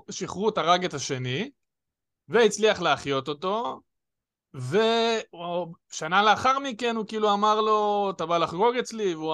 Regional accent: Jerusalem, Jerusalem District, Israel; אני ירושלמי, כאילו, לא משנה מה, אני, זה, העיר הזאת גם, אני אומר, חשובה לי

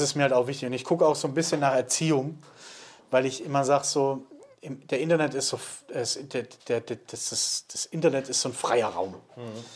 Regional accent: Swabia, Germany; bin ja Schwabe

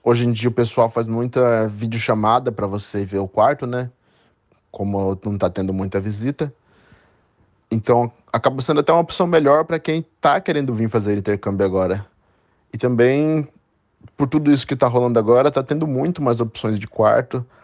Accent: Itatiba, São Paulo, Brazil; moved away as an adult; now in London, United Kingdom; nascido, nascido e criado em Itatiba, São Paulo

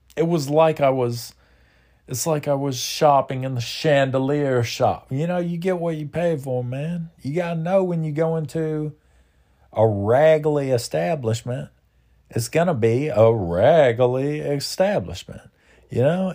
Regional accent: United States; as an American

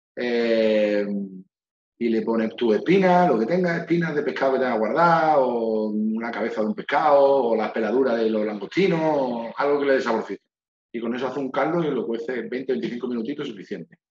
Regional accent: Málaga, Andalusia, Spain; que yo mi Málaga la defienda capa y espada

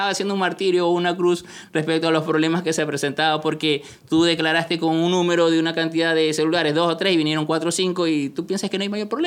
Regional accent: Peru; En la Escuela Nacional de Aduanas de Perú, en el ejemplo peruano. Como peruano.

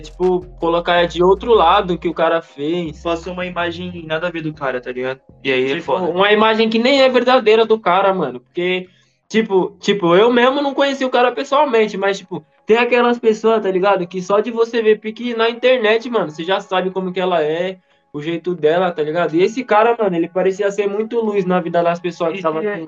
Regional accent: Brazil; eu sou brasileiro

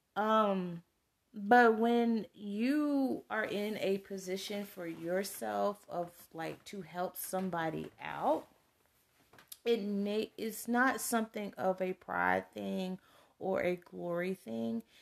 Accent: Texas, United States; come from a very rural small, uh, Texas town

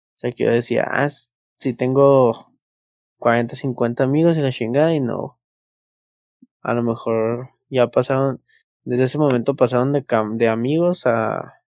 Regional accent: Hidalgo del Parral, Chihuahua, Mexico; now in Chihuahua, Mexico; para nosotros en Parral

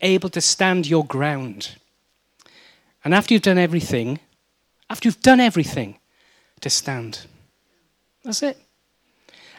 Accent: Wales, United Kingdom; I'm Welsh

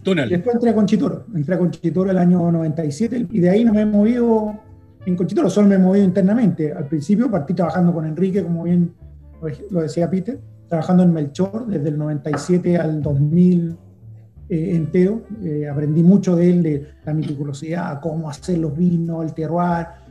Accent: Chile; nosotros como chilenos

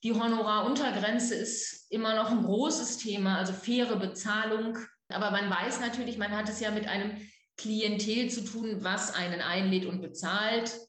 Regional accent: Löhne, North Rhine-Westphalia, Germany; also born or lived in Ruhr area / Dortmund; now in Bremen, Germany; ich bin groß geworden in einer Kleinstadt namens Löhne

